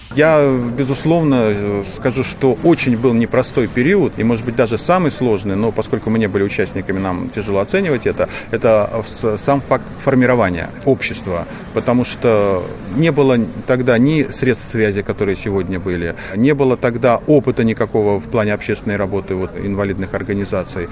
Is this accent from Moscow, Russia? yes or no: no; Saint Petersburg, Russia; я из Петербурга